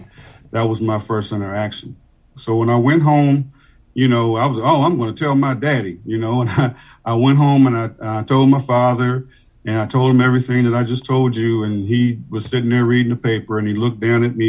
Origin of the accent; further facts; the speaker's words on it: Washington, District of Columbia, United States; moved away as an adult; now in Annapolis, United States; Originally born and raised in Washington, D.C.